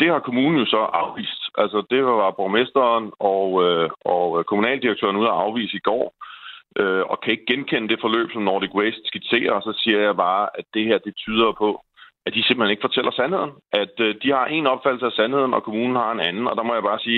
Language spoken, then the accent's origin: Danish; Denmark; jeg simpelthen som dansker sidder og har fulgt med i den her sag